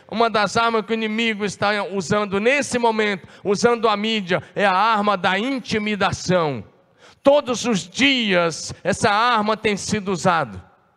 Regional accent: interior of Goiás, now Tocantins, Brazil; Lá na região onde eu nasci, no interior de Goiás, na época, hoje Tocantins

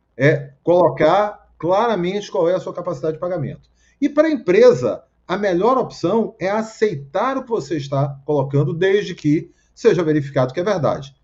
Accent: Bahia, Brazil; now in Rio de Janeiro, Brazil; na Bahia, onde eu nasci

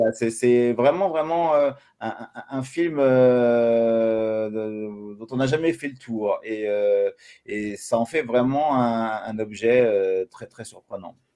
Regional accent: France; je suis français

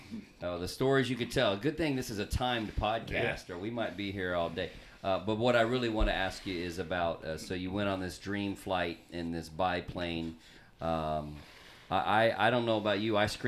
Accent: California, United States; I'm from California.

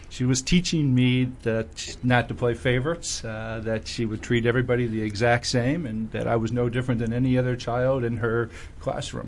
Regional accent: Scranton, Pennsylvania, United States; I'm from Scranton, Pennsylvania.

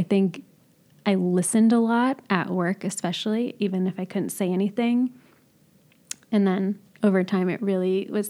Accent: California, United States; I had, I would say, little exposure to what I would call an Armenian community, even though I grew up in California.

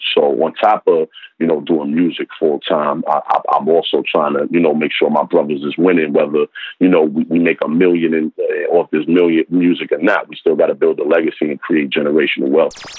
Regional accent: New York City, New York, United States; I'm from Harlem, you know, in the in the eighties and early nineties

